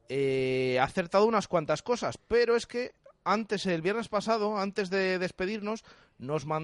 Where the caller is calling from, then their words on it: Cádiz, Andalusia, Spain; de Cádiz